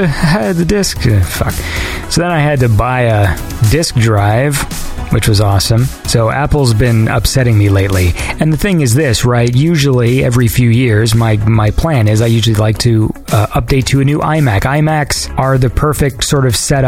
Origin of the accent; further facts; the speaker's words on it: Canada; I'm Canadian.